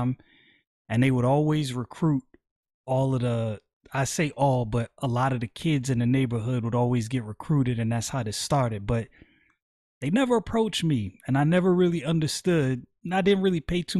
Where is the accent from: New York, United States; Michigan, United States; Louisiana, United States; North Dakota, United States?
New York, United States; New York City; moved away; growing up in Brooklyn